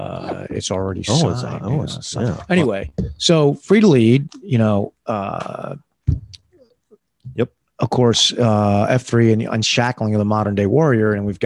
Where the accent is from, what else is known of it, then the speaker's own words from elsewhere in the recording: United States; I'm an American. Yeah. Boom. I'm an American attorney, a former American soldier.